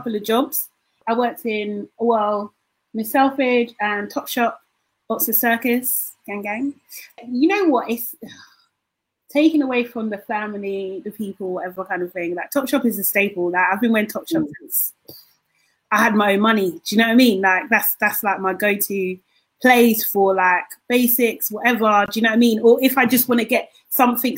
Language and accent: English; London, United Kingdom; being a Londoner